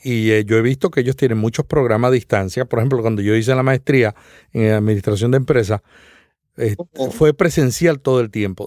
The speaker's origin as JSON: {"language": "Spanish", "town": "Santa Isabel", "country": "Puerto Rico", "tie": "born or raised there", "said": "el pueblo donde yo nací"}